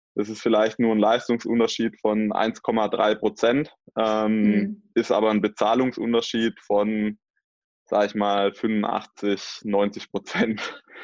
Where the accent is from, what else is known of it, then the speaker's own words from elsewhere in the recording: Swabia, Baden-Württemberg, Germany; also born or lived in Mühlacker (born); bei uns im Schwabenland